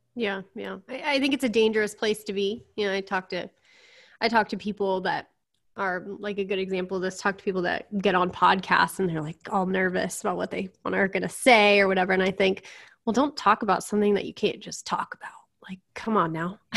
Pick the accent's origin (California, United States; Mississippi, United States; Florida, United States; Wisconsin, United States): California, United States; I'm from California